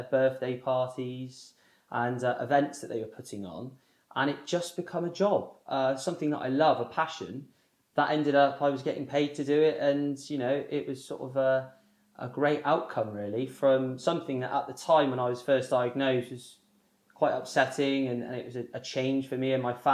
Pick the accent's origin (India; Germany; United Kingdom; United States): United Kingdom; Somerset, South West England; now in Bristol, United Kingdom; I live in Bristol and I grew up in Somerset